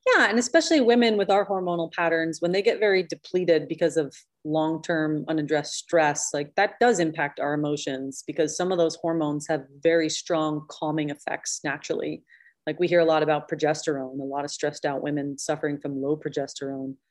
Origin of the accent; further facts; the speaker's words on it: Pennsylvania, United States; moved away as an adult; also born or lived in upstate New York; I grew up in Pennsylvania and then lived in New York